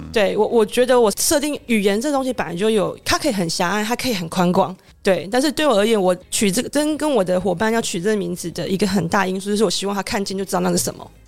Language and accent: Chinese; Wufeng, Taichung, Taiwan; 我就是在山上长大的嘛